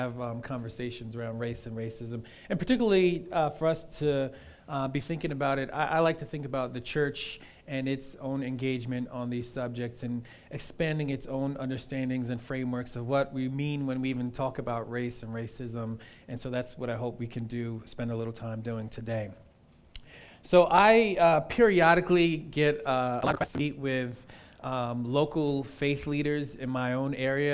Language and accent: English; the North, United States; I'm from the North